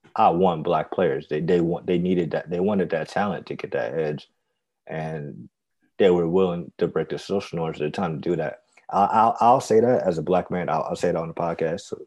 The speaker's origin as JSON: {"language": "English", "country": "United States", "said": "we're American, we have citizenship, and we know social norms, and we speak English"}